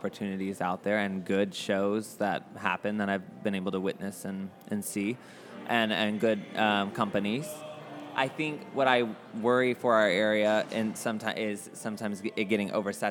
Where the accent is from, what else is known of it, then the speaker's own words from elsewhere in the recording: Atlanta, Georgia, United States; moved away as an adult; now in Orlando, United States; I'm from Atlanta, Georgia.